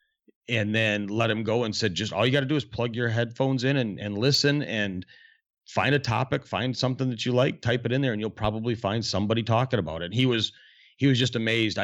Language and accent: English; Northern Michigan, United States; also born or lived in Lake Huron; now in South Texas, United States; growing up in Northern Michigan or in Michigan